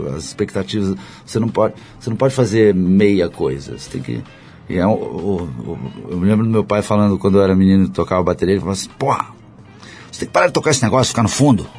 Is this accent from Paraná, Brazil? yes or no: no; Rio de Janeiro, Brazil; sou carioca, conheço muito bem favela